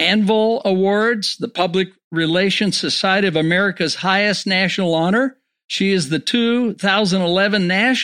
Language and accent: English; San Francisco, California, United States; now in Utah, United States; in the great state of Utah where I live, I was raised in San Francisco, but lived here for 50 years